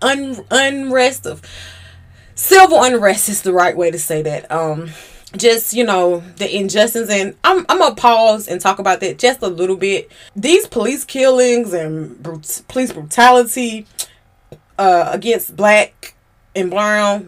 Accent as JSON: {"language": "English", "region": "Georgia", "country": "United States", "said": "I'm from Georgia."}